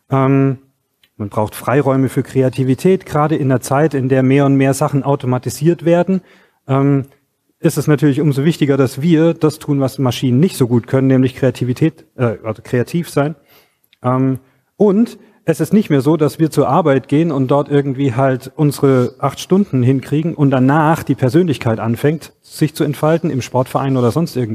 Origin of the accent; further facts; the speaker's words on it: Stuttgart, Baden-Württemberg, Germany; ich komme hier aus Stuttgart.